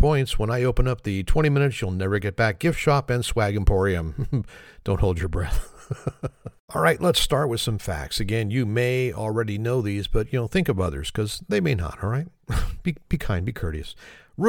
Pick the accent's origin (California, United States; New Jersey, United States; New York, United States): California, United States; Oakland; I grew up right across the bay in Oakland, California. That's where I was born, so Oakland's my hometown there.